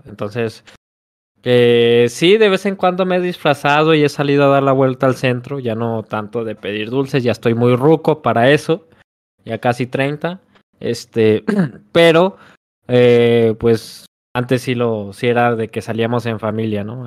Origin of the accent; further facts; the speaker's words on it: Zacatecas, Mexico; el cántico que, que practicamos en Zacatecas